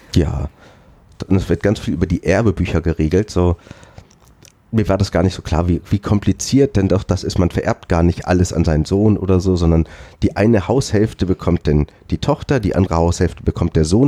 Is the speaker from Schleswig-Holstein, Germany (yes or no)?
yes; Schleswig-Holstein, Germany; bei uns in Schleswig-Holstein